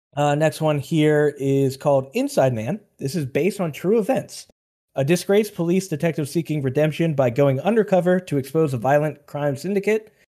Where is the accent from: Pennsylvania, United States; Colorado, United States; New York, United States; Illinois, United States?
Pennsylvania, United States; Western; we're from Western Pennsylvania